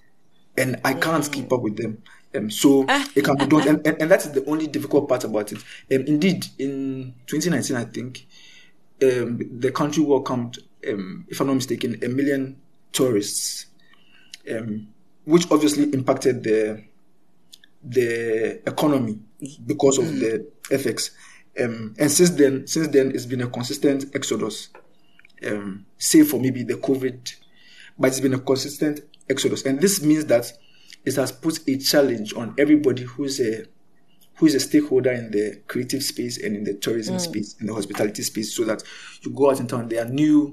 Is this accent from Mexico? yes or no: no; Ghana; as a Ghanaian